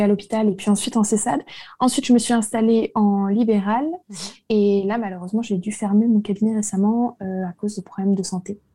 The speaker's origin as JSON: {"language": "French", "town": "Lille", "region": "Hauts-de-France", "country": "France", "tie": "born or raised there", "moved": "yes", "lives_now": "Versailles, France", "said": "suis née à Lille, maintenant j'habite à Versailles."}